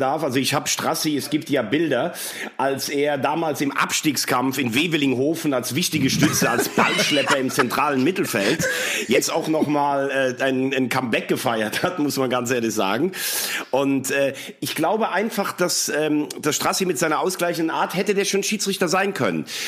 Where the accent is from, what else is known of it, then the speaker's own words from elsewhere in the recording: Laacher See, between Bonn and Koblenz, Rhineland-Palatinate, Germany; Lachersee in meiner Heimat, also zwischen Bonn und Koblenz